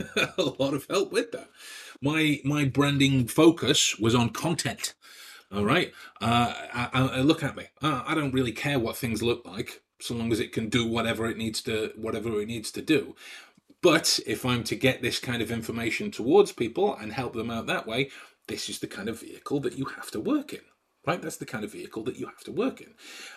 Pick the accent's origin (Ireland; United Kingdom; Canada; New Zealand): United Kingdom; Stoke-on-Trent, West Midlands; you'll know that I'm from the Midlands, from Stoke-on-Trent. And this is not to belittle anyone that is from Stoke-on-Trent, but I don't like the way the accent sounds. So I've taken great pains to try and change my voice, right?